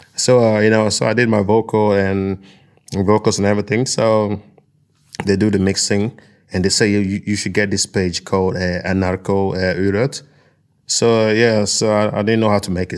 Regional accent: Nigeria; now in Norway; I'm from a tropical place, you know, I'm from Nigeria

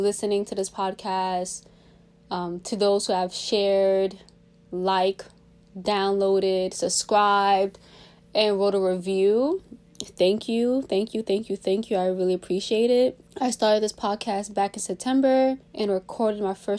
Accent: New York City, New York, United States; also born or lived in Washington, D.C.; I'm from Brooklyn, New York. I was raised in New York City, raised practically my whole life since an infant in Brooklyn.

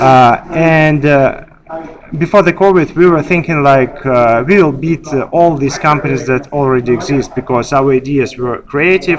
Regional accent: Russia; moved away as an adult; now in Dubai, United Arab Emirates; I was born and raised in Russia

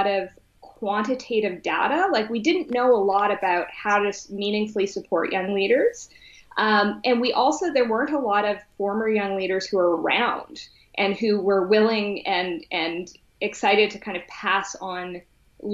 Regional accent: Whitehorse, Yukon, Canada; growing up in Whitehorse, Yukon

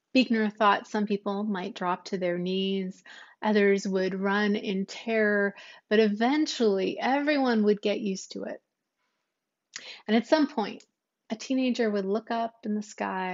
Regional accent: United States; us Americans

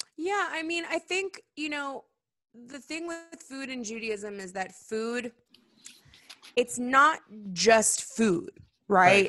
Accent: Seattle, Washington, United States; moved away; also born or lived in California; growing up in Seattle

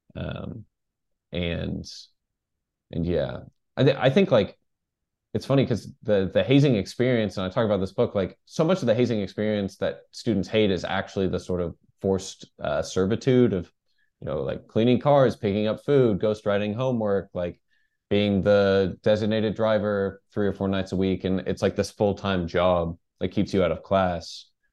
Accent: Dallas, Texas, United States; moved away; also born or lived in New York; I'm from, from Dallas.

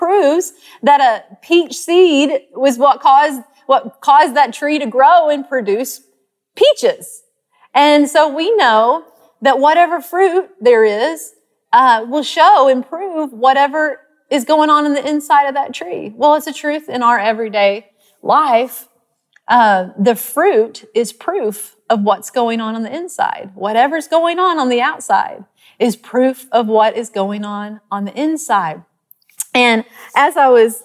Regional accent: Arkansas, United States; accent: country; moved away as an adult; also born or lived in Texas; I grew up in Arkansas, and we lived by this peach orchard

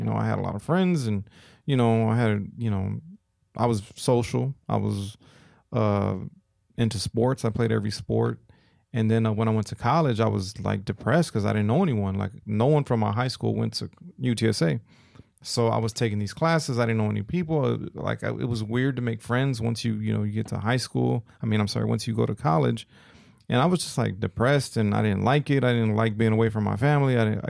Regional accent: Austin, Texas, United States; growing up in Austin, it was like kind of frowned upon to speak Spanish, you know, when I was going to school.

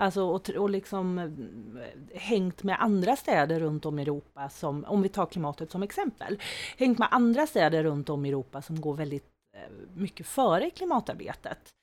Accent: Skene, Västra Götaland, Sweden; moved away as an adult; now in Växjö, Sweden; Jag kommer från Skene från början

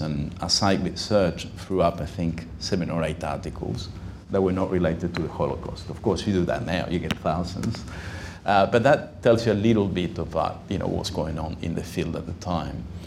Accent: Uruguay; now in Sydney, Australia; I'm myself from Uruguay, I uh, spoke Spanish well.

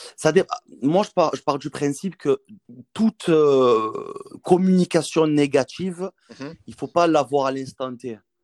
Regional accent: Marseille, Provence-Alpes-Côte d'Azur, France; en tant que Marseillais, entraîner à l'Olympique de Marseille

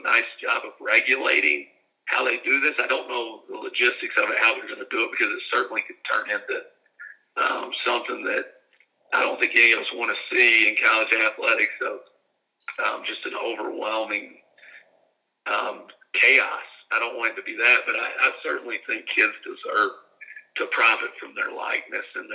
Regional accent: Kentucky, United States; moved away as an adult; also born or lived in South Louisiana; now in Mobile, United States; We're country folks from Kentucky

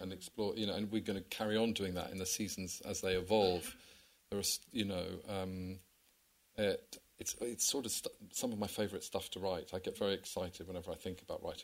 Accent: England, United Kingdom; I think it's just part of being English, isn't it? I mean, it's just sort of British. It's just so naturally part of who we are

